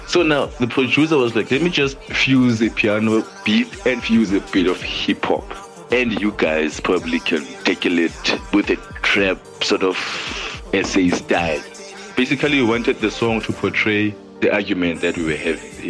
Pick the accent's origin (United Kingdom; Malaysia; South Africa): South Africa; I'm a South African.